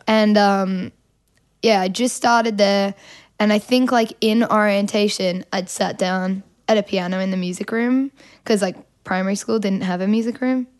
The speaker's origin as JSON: {"language": "English", "town": "Melbourne", "region": "Victoria", "country": "Australia", "accent": "Australian", "said": "I'm from Melbourne"}